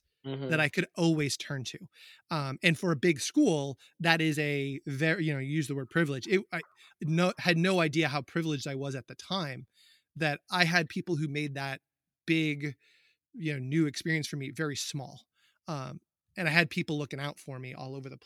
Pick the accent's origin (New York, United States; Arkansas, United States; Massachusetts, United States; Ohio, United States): Massachusetts, United States; UMass hometown; But I also went to college in my hometown. So I grew up there